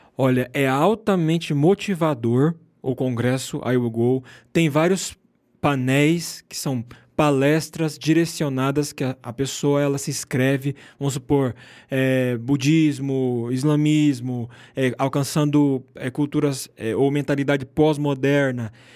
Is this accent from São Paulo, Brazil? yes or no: no; Rondônia, Brazil; moved away as an adult; also born or lived in Argentina; Eu venho do norte do Brasil, Rondônia